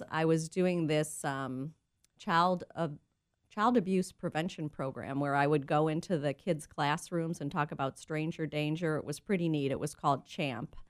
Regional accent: Cleveland, Ohio, United States; moved away as an adult; now in San Diego, United States; I grew up in Cleveland, Ohio.

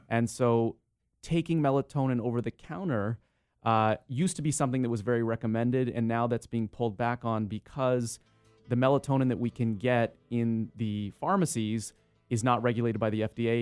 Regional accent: San Diego, California, United States; also born or lived in Los Angeles; I was born and raised in San Diego and then, uh, went off to Los Angeles for school

